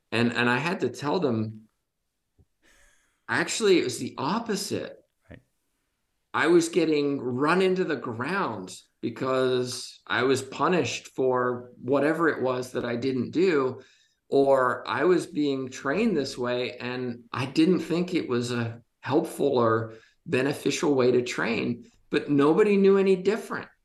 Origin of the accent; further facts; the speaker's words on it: Côte d’Ivoire; I spent a lot of time growing up in Ivory Coast.